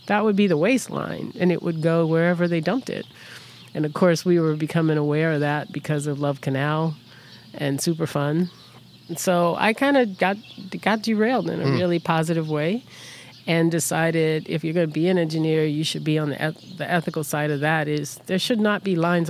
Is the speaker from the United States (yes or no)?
yes; New Orleans, Louisiana, United States; moved away; also born or lived in Philadelphia / New Jersey; brought back to New Orleans. So to me, New Orleans is home.